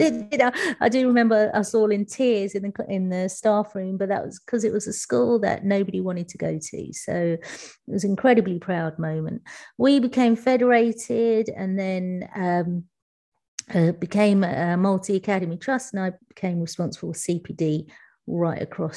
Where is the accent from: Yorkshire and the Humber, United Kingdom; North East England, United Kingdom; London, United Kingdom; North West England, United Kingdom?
London, United Kingdom; I'm from East London. I moved to West London when I became a teacher, which wasn't until I was 28